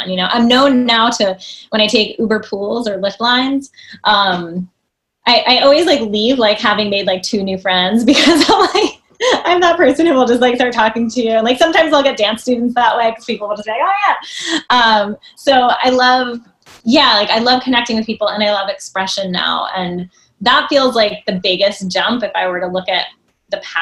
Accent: New Jersey, United States; I grew up in New Jersey and I'm taking ballet classes in the city

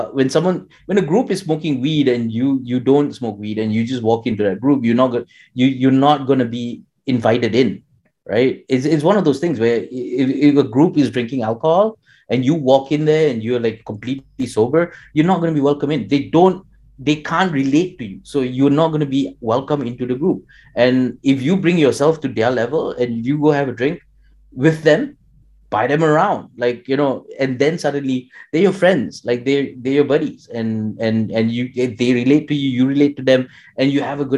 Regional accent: Malaysia; my experiences in Malaysia would be very different from someone who grew up in India. Although, you know, we're both Indian genetically

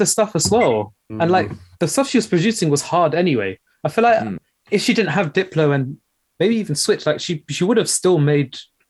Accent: United Kingdom; especially as a British Asian, like, think about the stuff that was going on in that time.

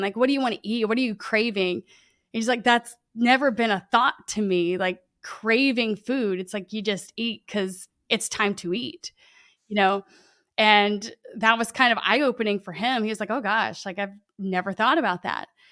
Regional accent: Lake Charles, Louisiana, United States; I grew up in, I'm here in Lake Charles, Louisiana. Um, born and raised

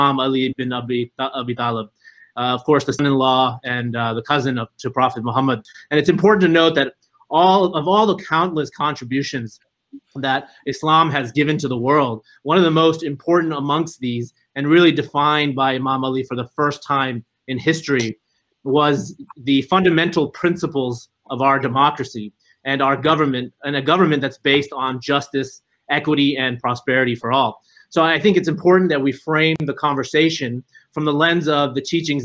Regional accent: Texas, United States; my home state of Texas

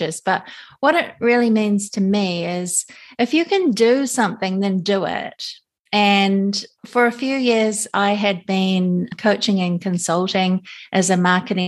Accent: Auckland, New Zealand; now in Japan; we're from New Zealand, so we grew up with wool, definitely. All of us did

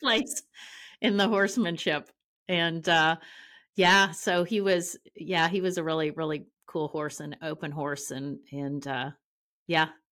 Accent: Ontario, Canada; moved away as an adult; also born or lived in Amarillo, Texas; now in Oklahoma City, United States; I'm from Ontario, Canada

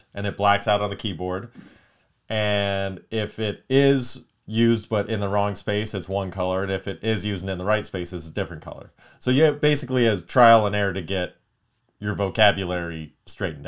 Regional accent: Palmdale, California, United States; we grew up in Palmdale

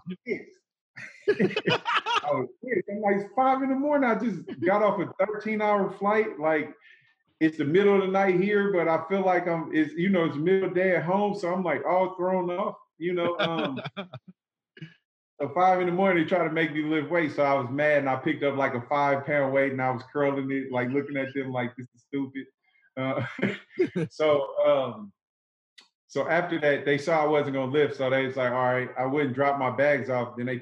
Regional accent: Oakland, California, United States; I come from Oakland, in Oakland, California. If you know, Oakland is a really rough, tough place to grow up

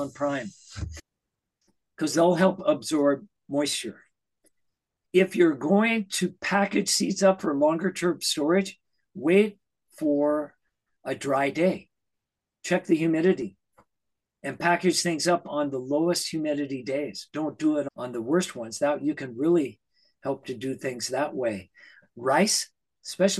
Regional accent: Idaho, United States; moved away; I grew up in Idaho at 6,000 feet.

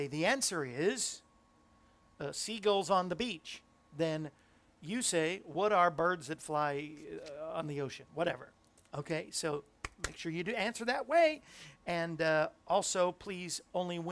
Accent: Florida, United States; moved away; also born or lived in Cape Cod, Massachusetts; In Florida, which is where I grew up, I was born in Cape Cod, grew up in Florida

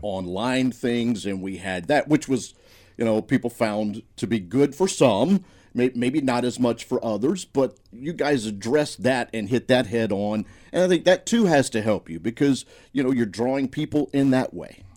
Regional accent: Senatobia, Mississippi, United States; growing up in Tate County, right, moving a little bit and around North Mississippi for the most part.

